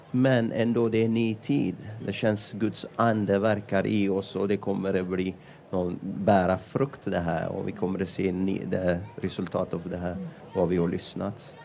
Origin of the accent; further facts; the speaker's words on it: Ethiopia; Swedish is a second language; moved away as an adult; now in Sweden; jag kom från Etiopien. Jag har blivit frälst genom pingstarbete i Etiopien